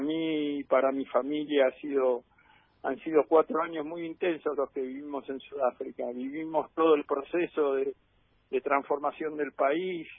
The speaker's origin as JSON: {"language": "Spanish", "country": "Argentina", "said": "como todo argentino he jugado al fútbol un montón"}